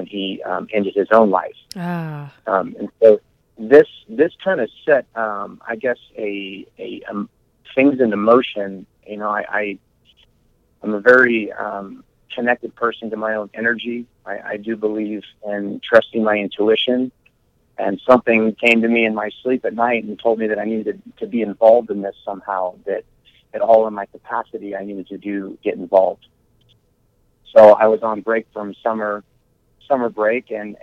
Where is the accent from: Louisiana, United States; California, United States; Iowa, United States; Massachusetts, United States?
Iowa, United States; I was raised here in Iowa.